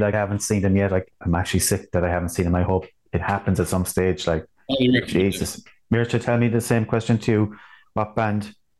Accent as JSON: {"language": "English", "country": "Ireland", "said": "I'm Irish. I'm Irish, so I have it in me."}